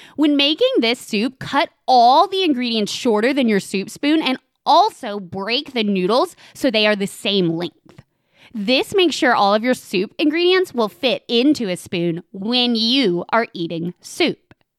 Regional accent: Knoxville, Tennessee, United States; moved away; the city I consider my hometown

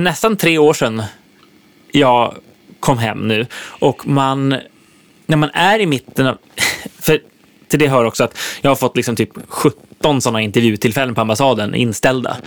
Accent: Sweden; moved away as an adult; also born or lived in Nashville, United States; här hemma i Sverige

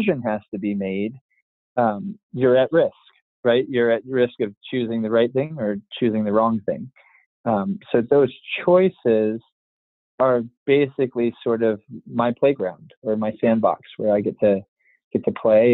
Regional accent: United States; you and I were born in the States

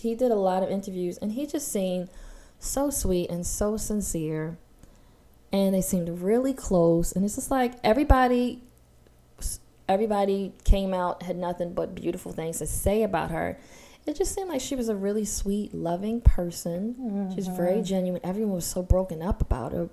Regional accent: Baltimore, Maryland, United States; I grew up in Baltimore hood

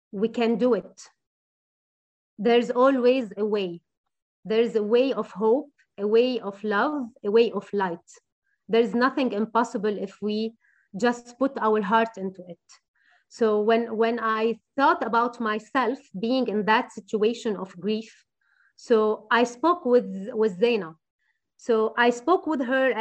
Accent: Beirut Governorate, Lebanon; I'm from Beirut, from the beautiful city of Beirut, and I would never leave Beirut

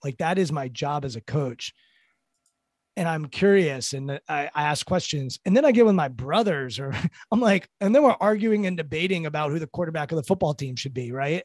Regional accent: Potomac, Maryland, United States; I grew up in Potomac, Maryland, affluent suburbs

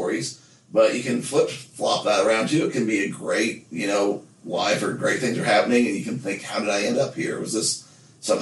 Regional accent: Nephi, Utah, United States; growing up in Nephi

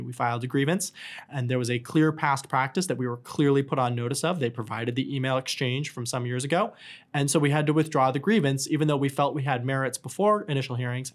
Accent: New Hampshire, United States; moved away; also born or lived in New York City / Atlanta; I grew up in New Hampshire

